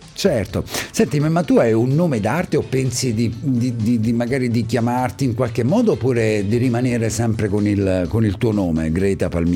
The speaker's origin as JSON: {"language": "Italian", "town": "Ascoli Piceno", "region": "Marche", "country": "Italy", "accent": "Ascolano", "said": "io ho l'accento ascolano"}